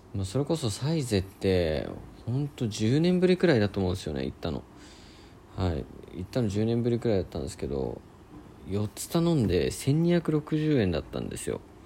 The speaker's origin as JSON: {"language": "Japanese", "region": "Niigata", "country": "Japan", "tie": "born or raised there", "moved": "as an adult", "lives_now": "Sendai, Japan", "said": "僕はえっともともと出身は新潟の方だったんですけども、えー、まあ、大学入るためにま仙台に来て"}